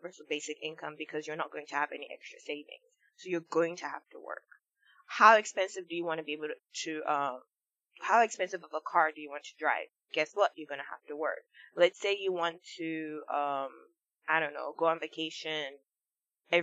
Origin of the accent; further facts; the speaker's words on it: Nigeria; I grew up in Nigeria